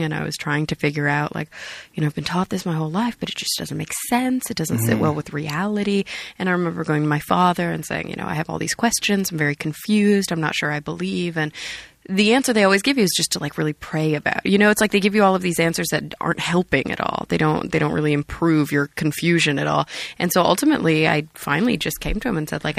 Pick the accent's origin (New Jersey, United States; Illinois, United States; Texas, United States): Texas, United States; I'm from Texas